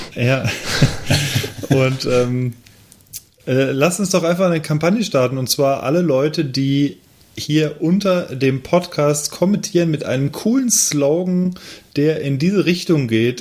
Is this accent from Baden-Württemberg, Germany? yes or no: no; Cologne, North Rhine-Westphalia, Germany; moved away; ein lokales Bier aus meiner alten Heimat